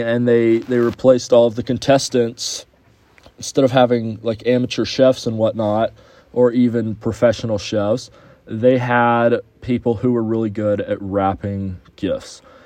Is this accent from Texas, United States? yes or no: yes; Houston, Texas, United States; moved away; my hometown of Houston